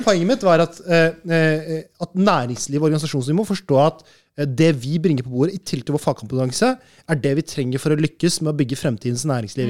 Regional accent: Norway; moved away as an adult; also born or lived in Malaysia / Brazil; Jeg er født og oppvokst i Norge

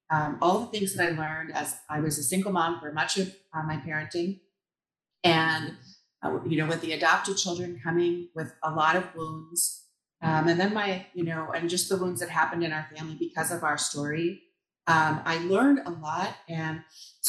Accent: Shoreview, Minnesota, United States; moved away as an adult; also born or lived in Dayton, Minnesota / Otsego, Minnesota; now in Elk River, United States; I grew up in Shoreview, Minnesota, actually, so not too far away

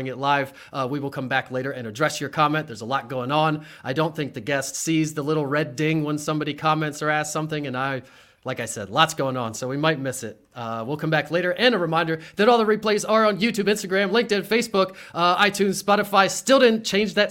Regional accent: Harrisburg, Pennsylvania, United States; I grew up on the Hill in Harrisburg, went to Mechanicsburg High School

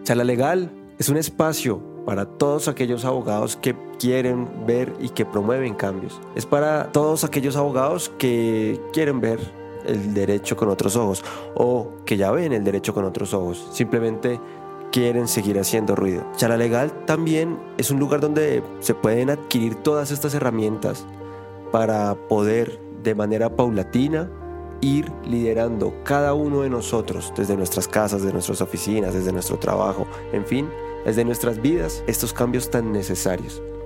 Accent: Bogotá, Colombia; soy bogotano

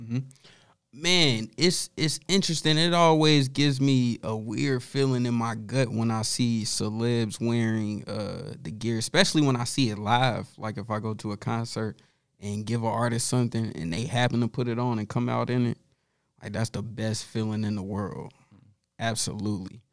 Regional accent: Charlotte, North Carolina, United States; moved away as an adult; I'm from Charlotte

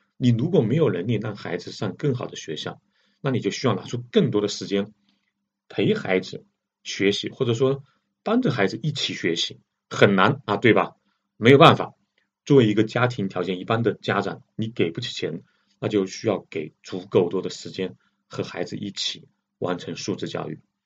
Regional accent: China; 我们中国人

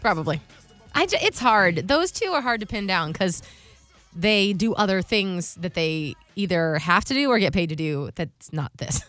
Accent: Ohio, United States; now in Tampa, United States; I'm from Ohio. I would like to do Christmas with, you know, my family up there

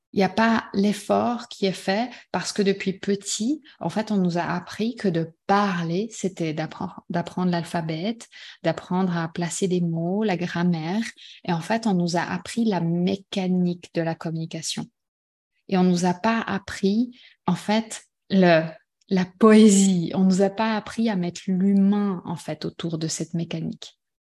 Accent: Switzerland; on est suisse

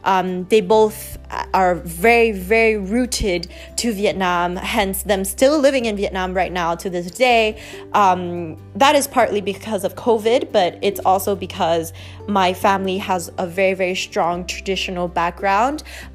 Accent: Montreal, Quebec, Canada; born there; I was born in Montreal, Canada in 1998, which would make me right now 22 years old.

